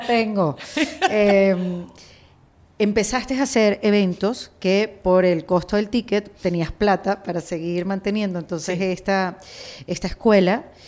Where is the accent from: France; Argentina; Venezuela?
Venezuela; como los venezolanos somos noveleros